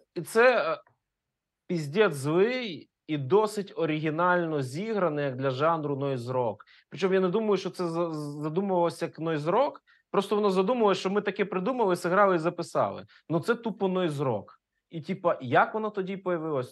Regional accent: Ukraine; first language Russian; Ukrainian is a second language; я з російськомовної родини українською вивчив тільки в першому класі школи

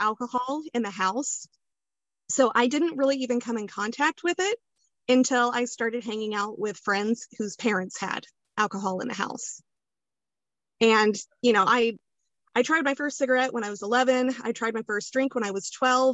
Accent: Kansas, United States; I am from Kansas

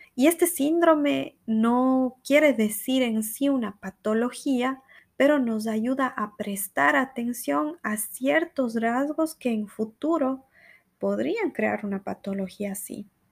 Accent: Cuenca, Azuay, Ecuador; accent: cuencano; moved away as an adult; now in Brazil; tengo un acento cuencano muy fuerte

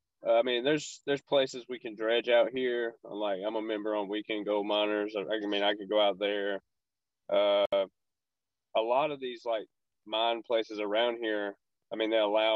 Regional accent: Walhalla, South Carolina, United States; in my hometown, I used to live in Wahala, South Carolina, in the mountains.

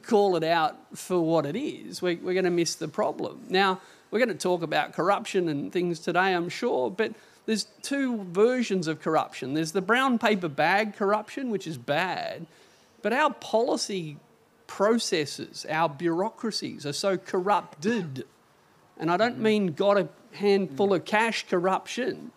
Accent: Hunter Valley, New South Wales, Australia; I grew up in the Hunter Valley

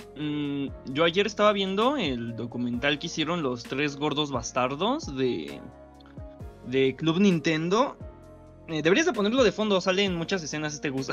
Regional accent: Mexico; soy de México

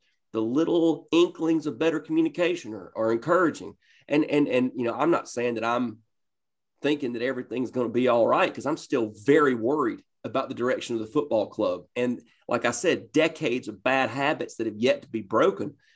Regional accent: Northeast Georgia, United States; I grew up in Northeast Georgia

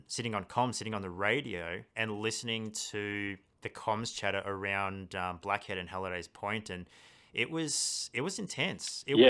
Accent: Blue Mountains, New South Wales, Australia; growing up in the Blue Mountains as well, it was almost every summer it was, bushfire threats

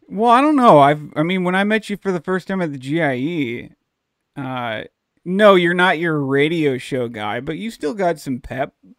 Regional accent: Dallas, Texas, United States; moved away; also born or lived in St. Louis County, Missouri; where I grew up down in Dallas, Texas

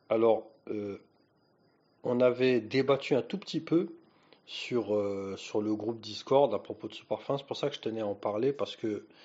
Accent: France; Et quand on parle de cacao, en tant que Français, euh, on a des attentes.

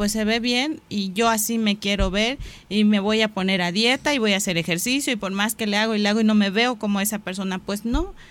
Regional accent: Mexico; Soy mexicano, sí, pero ¿qué me hace ser mexicano?

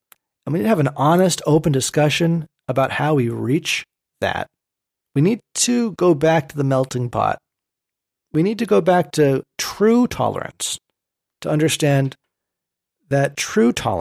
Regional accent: Berkeley, California, United States; growing up in Berkeley

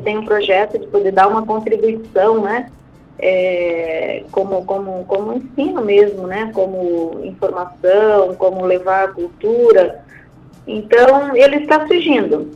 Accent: Brazil; nós, como, como brasileiros, como empresários

